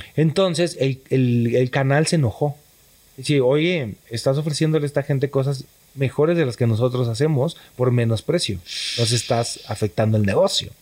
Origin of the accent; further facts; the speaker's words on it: Tepatitlán de Morelos, Jalisco, Mexico; moved away as an adult; nací en Tepatitlán de Morelos, Jalisco